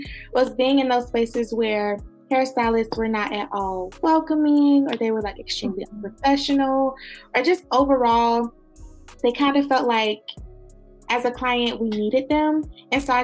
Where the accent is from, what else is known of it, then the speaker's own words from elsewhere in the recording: Miami, Florida, United States; moved away as an adult; now in Gainesville, United States; I was born and raised in Miami, Florida.